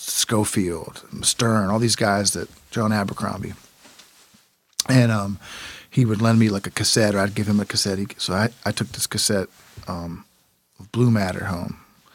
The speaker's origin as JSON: {"language": "English", "town": "Washington", "region": "Pennsylvania", "country": "United States", "tie": "born or raised there", "said": "I grew up in Washington, PA."}